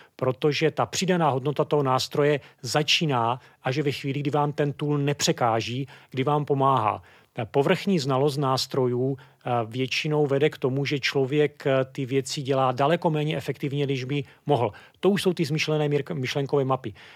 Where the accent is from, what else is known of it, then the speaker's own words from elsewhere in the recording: Brno, South Moravian Region, Czechia; Já jsem původem Brňák